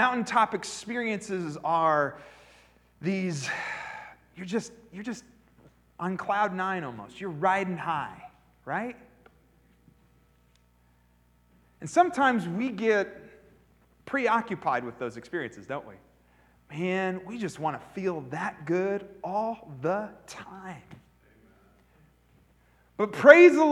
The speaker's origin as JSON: {"language": "English", "region": "Pennsylvania", "country": "United States", "tie": "born or raised there", "said": "I grew up in Pennsylvania"}